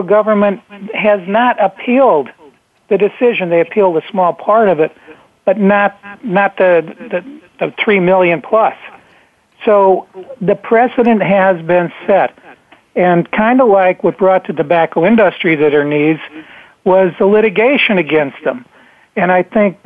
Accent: Dunmore, Pennsylvania, United States; moved away; I was back there at the time in my hometown, I was back in Dunmore, Pennsylvania, which is right next to Scranton

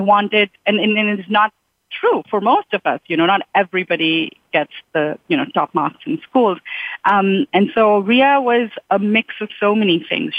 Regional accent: Mumbai, Maharashtra, India; moved away as an adult; now in United States; I grew up in Mumbai

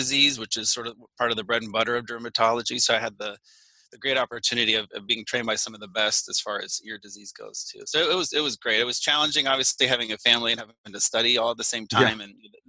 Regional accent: St. Petersburg, Florida, United States; moved away as an adult; also born or lived in Louisiana / Illinois; I grew up in Florida. Technically, I was born in Louisiana, but then my family moved to the St. Petersburg area after that. So I grew up there, you know, went all the way through high school.

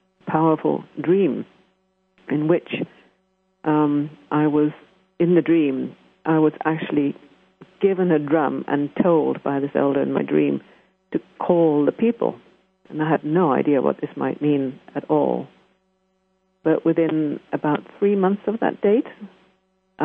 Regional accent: England, United Kingdom; moved away as an adult; also born or lived in Canada; I'm English, as you can probably hear

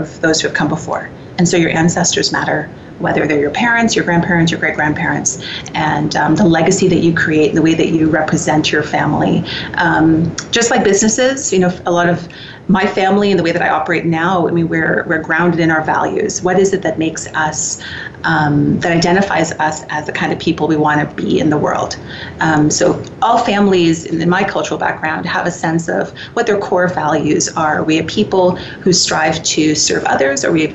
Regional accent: Trinidad & Tobago; also born or lived in United States; now in Canada; I was born and raised in Trinidad and Tobago

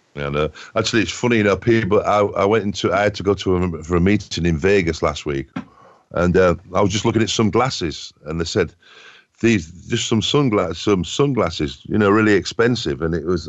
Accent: England, United Kingdom; I'm from England

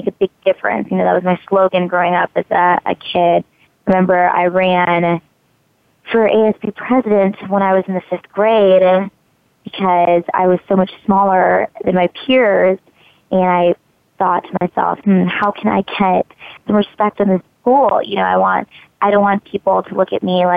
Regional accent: Hawaii, United States; I was born in Hawaii.

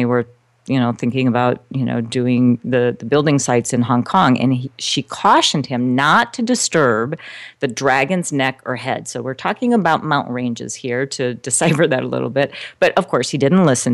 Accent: South Bend, Indiana, United States; moved away; also born or lived in Eastern Shore of Maryland / Caribbean; I'm originally from South Bend, Indiana. So I'm a Midwest girl

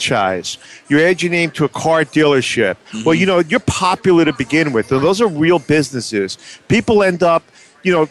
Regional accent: New York City, New York, United States; now in New Jersey, United States; I grew up in Manhattan, and we didn't have too many courses on the Upper West Side here

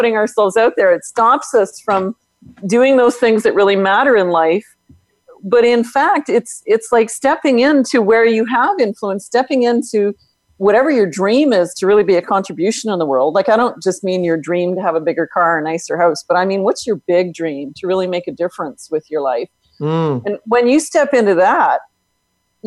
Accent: Northern Canada, Canada; I'm not only from Canada, I'm from Northern Canada

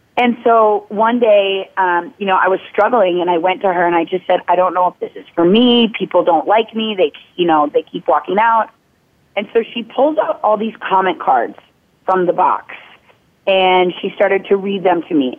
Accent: Minnetonka, Minnesota, United States; moved away as an adult; now in California, United States; I grew up in Minnetonka, Minnesota

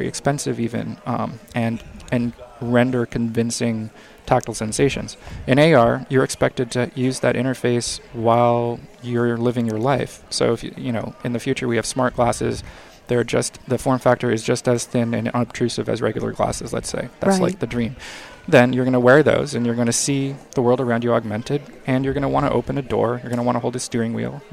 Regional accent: San Diego, California, United States; also born or lived in Montreal; now in Los Angeles, United States; I grew up in San Diego, and then I have also lived in Montreal and Los Angeles

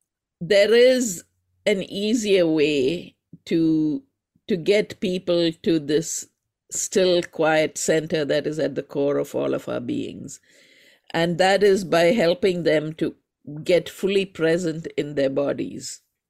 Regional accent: India; from my name, you might recognize that I am from India, the home of yoga and also arguably the home of meditation, the birthplace of both yoga and meditation in a certain sense.

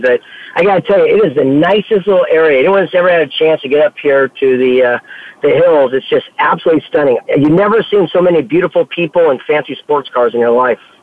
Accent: San Diego, California, United States; I'm from San Diego, California

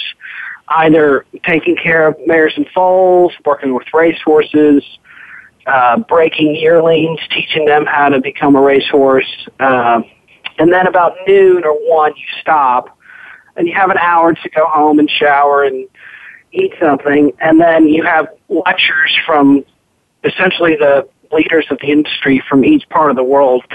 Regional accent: Lexington, Kentucky, United States; I grew up in Lexington, Kentucky, which is a great place to be introduced to the thoroughbred racing and breeding business

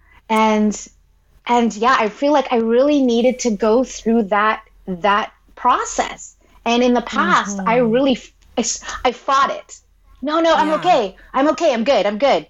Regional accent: Philippines; I'm Filipino

